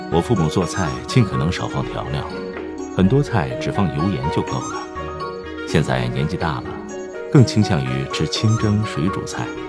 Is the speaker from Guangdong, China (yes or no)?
no; a small town near Mount Emei, Sichuan, China; 我的老家在靠近峨眉山的一个小镇上， 环境气候和峨眉山一样， 只是没有开发出来